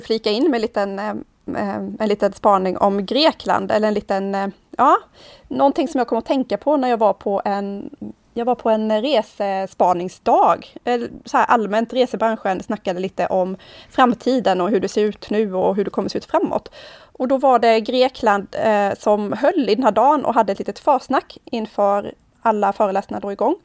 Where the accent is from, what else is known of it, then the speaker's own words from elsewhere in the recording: Sweden; för oss som svenskar